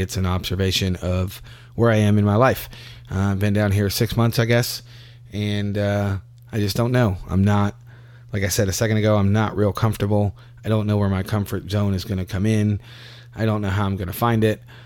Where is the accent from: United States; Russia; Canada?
United States; Louisville, Kentucky; moved away as an adult; now in Tampa, United States; I'm from Louisville